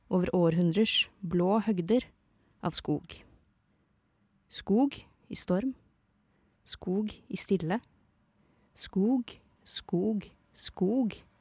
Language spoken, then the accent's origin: Norwegian; Eastern Norway, Norway; jeg er fra Østlandet